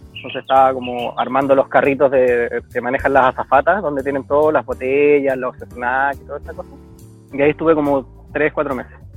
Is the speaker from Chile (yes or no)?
yes; Chile; moved away as an adult; now in New Zealand